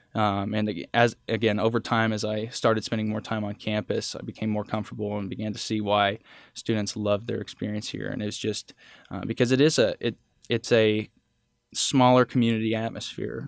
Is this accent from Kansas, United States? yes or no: yes; Holton, Kansas, United States; also born or lived in Oswego, Kansas; Holton's my hometown